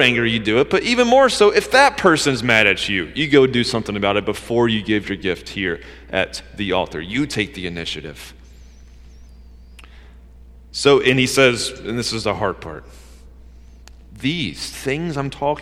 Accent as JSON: {"language": "English", "region": "Georgia", "country": "United States", "tie": "born or raised there", "said": "I grew up in Georgia"}